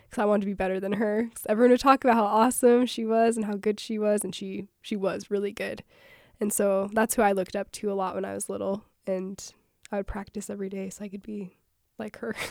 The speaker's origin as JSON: {"language": "English", "town": "Panguitch", "region": "Utah", "country": "United States", "moved": "as an adult", "said": "I'm from Penguich"}